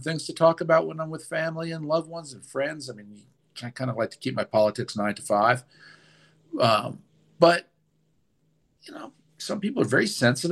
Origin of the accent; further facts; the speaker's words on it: Westchester, New York, United States; moved away as an adult; also born or lived in Manhattan, New York / Texas / Washington, D.C.; I was born in Manhattan. I went to B'nai Jeshurun for nursery school. I actually moved to Westchester for first grade.